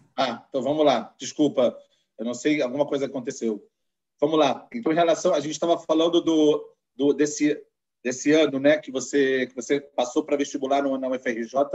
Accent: Rio de Janeiro, Brazil; accent: carioca; carioca da gema, assim como eu, a gente consegue perceber pelo sotaque

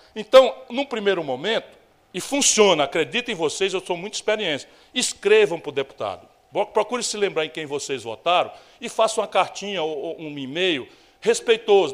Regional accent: Northeast Region, Brazil; Eu venho do Nordeste.

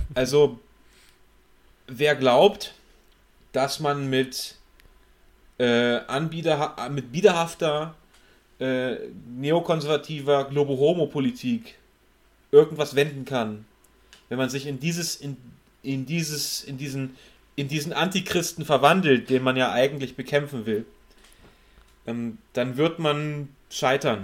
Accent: West Germany, Germany; mich als Wessi

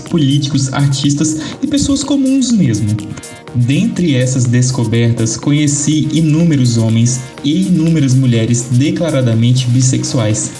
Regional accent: Espírito Santo, Brazil; nós somos capixabas das mais diversas cores

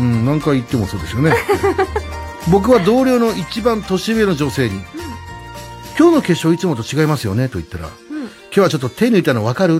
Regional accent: Tateyama/Wada area, Chiba, Japan; その隣がうちの地元の

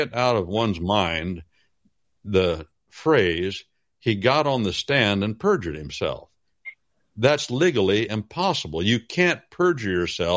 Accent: Wabash Valley, United States; I'm from the Wabash Valley

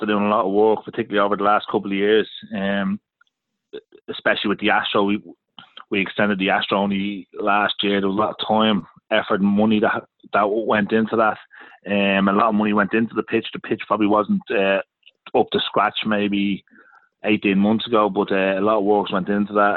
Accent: Dublin, Leinster, Ireland; I'm a local lad. I'm from Kilnamanagh.

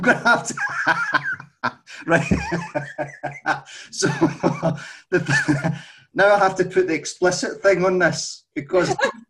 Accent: Scotland, United Kingdom; accent: Scottish

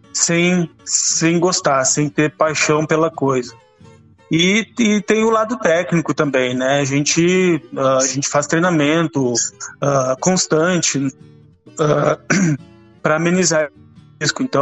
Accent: Rio Grande do Sul, Brazil; Não, não, sou gaúcho.

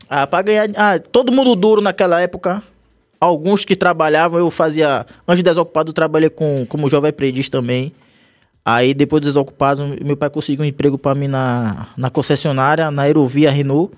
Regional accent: Salvador, Bahia, Brazil; eu morava na Liberdade, mas eu saí da Liberdade foi com, acho que com oito anos

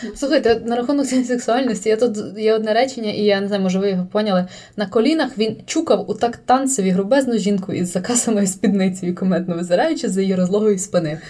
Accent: Kalush, Ivano-Frankivsk Oblast, Ukraine; now in Lviv, Ukraine; Я переїхала з Калуша у Львів

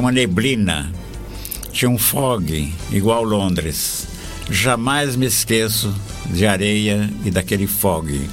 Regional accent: Araraquara, São Paulo, Brazil; moved away; eu vim de Araraquara, interior de São Paulo

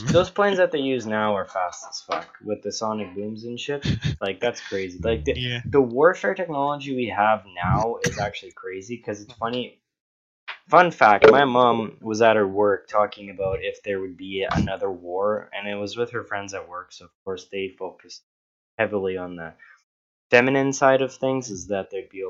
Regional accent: Canada; as a Canadian

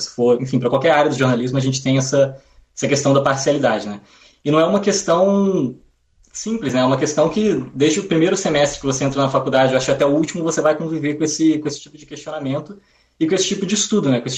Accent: Espírito Santo, Brazil; Como um dos amigos da mesa já entregou, eu sou capixaba, é, não sou carioca, né? Por isso, vai, vai ficar claro durante o programa, né, na minha fala

